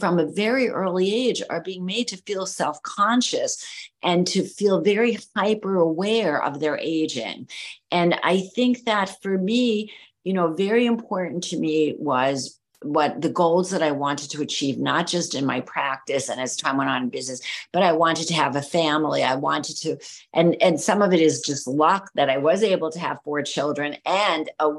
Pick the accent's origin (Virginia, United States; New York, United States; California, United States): New York, United States; New York City; moved away as an adult; now in Miami, United States; an Italian American girl growing up in New York City